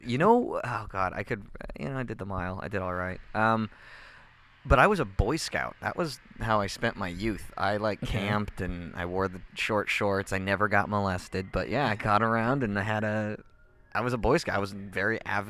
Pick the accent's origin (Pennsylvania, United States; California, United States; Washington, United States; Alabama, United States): Washington, United States; Vancouver; also born or lived in Frankfurt, Germany; now in Portland, United States; I grew up in Vancouver pretty much my entire life.